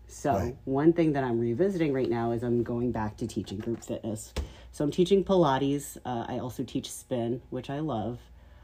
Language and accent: English; New York, United States; moved away as an adult; now in Las Vegas, United States; I am a New Yorker at heart.